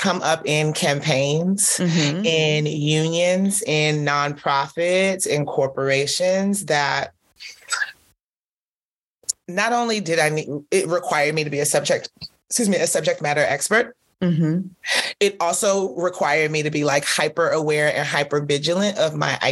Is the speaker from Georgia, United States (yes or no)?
yes; Atlanta, Georgia, United States; born or raised there; also born or lived in Nigeria / Canada